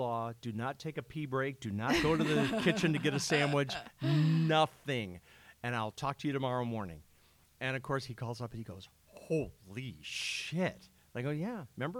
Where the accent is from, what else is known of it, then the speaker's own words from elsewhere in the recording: Illinois, United States; Yeah, I'm from Illinois